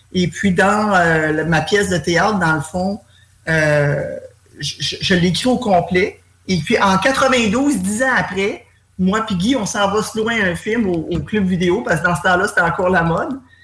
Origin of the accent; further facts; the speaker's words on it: Granby, Quebec, Canada; moi, je suis de Grimby